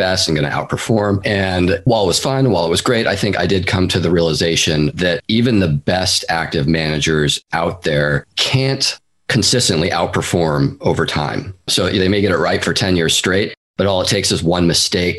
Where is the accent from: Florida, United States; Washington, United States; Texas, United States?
Washington, United States; Seattle; now in San Francisco Bay Area, United States; I'm originally from the Pacific Northwest. I grew up in the east side of Seattle, actually. And then I moved down to the Bay Area in 2004, where I've been ever since and still am today.